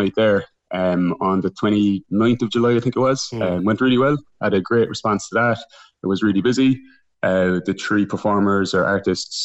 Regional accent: Cork, Munster, Ireland; We're all from Cork. We're based in Cork, Lisbon and Glasgow

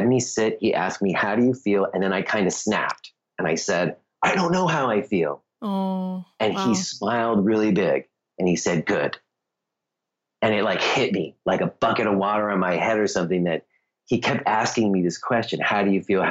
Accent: New York, United States; now in Easton, United States; I was from New York

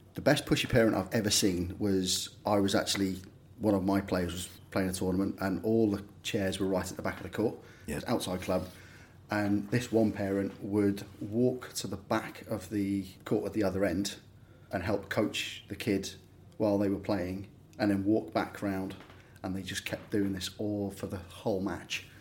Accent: Liverpool, North West England, United Kingdom; moved away as an adult; also born or lived in London / Greece; now in Norfolk, United Kingdom; I was born and bred Liverpool so I was about 18, and then moved down to London when I was 18, 19 for a job

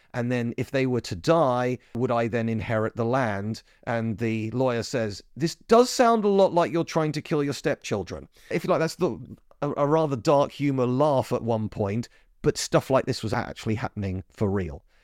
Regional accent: United Kingdom; as a Brit

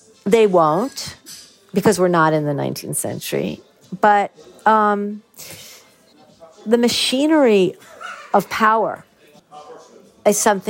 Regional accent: United States; moved away as an adult; also born or lived in Ireland; now in Wicklow, Ireland; I'll always really be an American

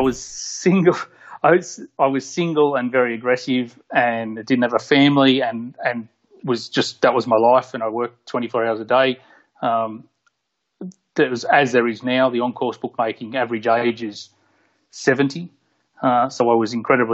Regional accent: Port Macquarie, New South Wales, Australia; now in Sydney, Australia; I grew up in Port Macquarie. Moved to Sydney when I was 19 or 20

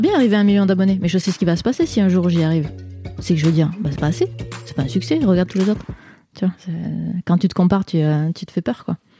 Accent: France; moved away as an adult; now in Quebec, Canada; je suis française, mais je, suis allée euh, habiter au Québec en 2009

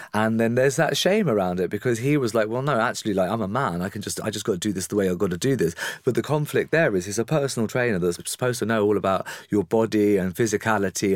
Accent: England, United Kingdom; I'm very English

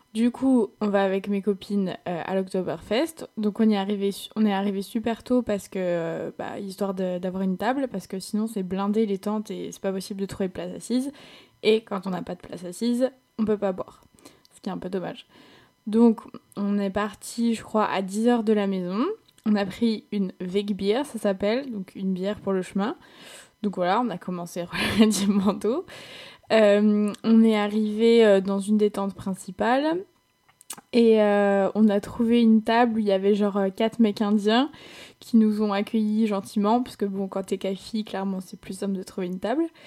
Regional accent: France; accent: French; en tant que petite française là-bas, forcément, j'avais un peu de succès parce que les Allemands, ils adorent l'accent euh, l'accent français

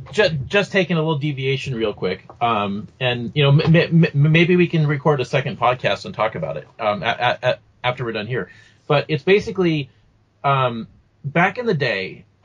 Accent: Burien, Washington, United States; also born or lived in Seattle; technically I was born in the city of Seattle. But somewhere along the line, pieces of the city started breaking off. So it's actually a smaller city than it was when I was a kid. So, like, the area where I'm actually from is now called Burien as a city. So I guess you could say I'm from Burien.

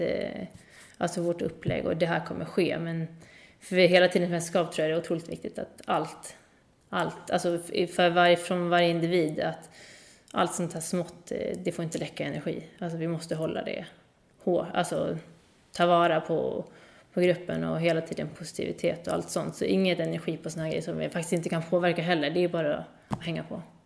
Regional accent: Sweden; moved away as an adult; now in Montpellier, France; hemma i Sverige

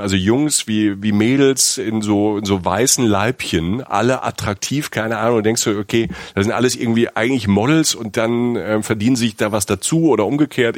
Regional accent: Germany; Bei uns in Deutschland

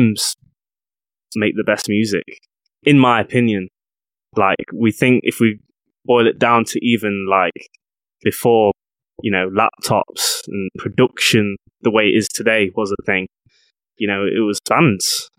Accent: Mansfield, East Midlands, United Kingdom; I grew up in a small town in the UK called Mansfield. It's just outside the city of Nottingham.

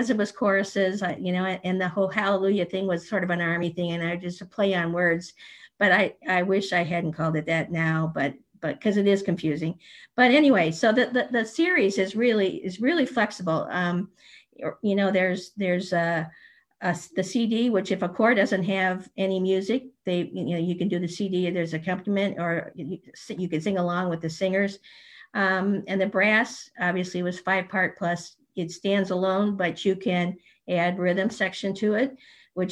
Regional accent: St. Louis, Missouri, United States; We grew up in St. Louis at the same choir, played in the youth band together

